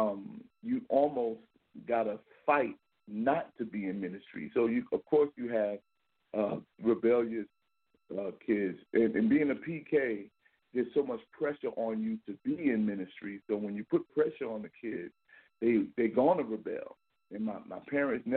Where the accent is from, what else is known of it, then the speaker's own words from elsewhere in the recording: New York City, New York, United States; I'm from Brooklyn, New York. I'm the middle of five. I'm one of the five sons of Reverend Timothy Wright. And born and raised in Brooklyn